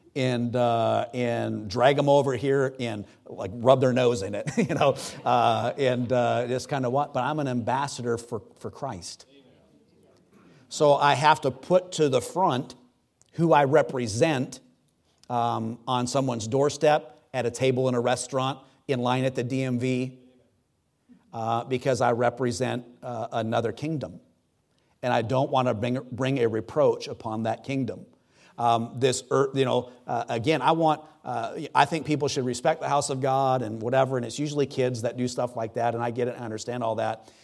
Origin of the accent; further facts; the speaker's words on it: United States; I'm an American.